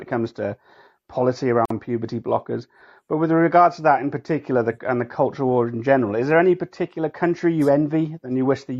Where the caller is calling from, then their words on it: United Kingdom; I'm obviously, probably judging by my accent, I'm calling from the UK.